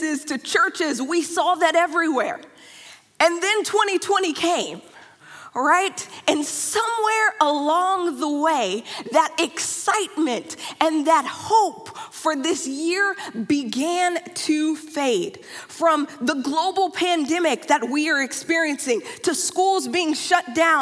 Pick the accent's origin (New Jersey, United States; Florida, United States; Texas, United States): Texas, United States; Dallas; moved away; I am from Dallas, Texas